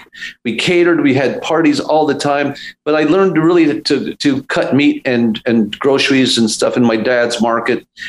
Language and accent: English; Los Angeles, California, United States; also born or lived in Beverly Hills; now in Ojai, United States; I'm a Silver Lake guy. I was born in Silver Lake and my father had a market there